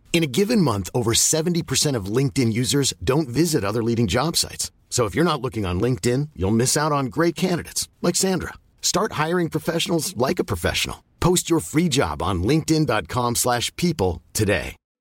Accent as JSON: {"language": "English", "town": "St. Louis", "region": "Missouri", "country": "United States", "tie": "born or raised there", "also_born_or_lived": "Ohio / New York City", "moved": "as an adult", "lives_now": "Los Angeles, United States", "said": "I grew up in Saint Louis, Missouri"}